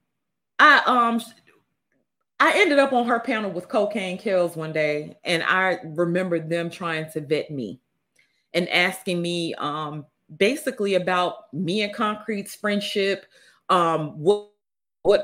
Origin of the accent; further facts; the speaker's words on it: Mississippi, United States; I'm from Mississippi.